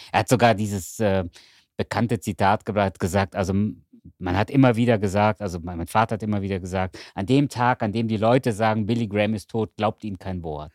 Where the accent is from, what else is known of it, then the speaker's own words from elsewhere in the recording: Cologne, North Rhine-Westphalia, Germany; ich wohne in Köln mhm. und ich bin Kölner